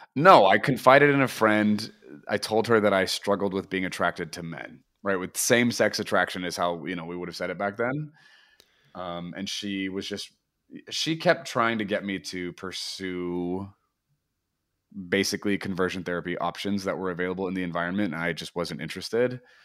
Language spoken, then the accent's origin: English; Portland, Oregon, United States; also born or lived in Redding, California; now in Nashville, United States; I am from Portland, Oregon, but I currently live in Nashville, Tennessee.